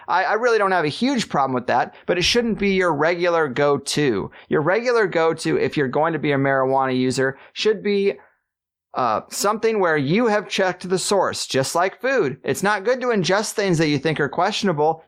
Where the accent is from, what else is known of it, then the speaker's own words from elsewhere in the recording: Missouri, United States; I grew up in Missouri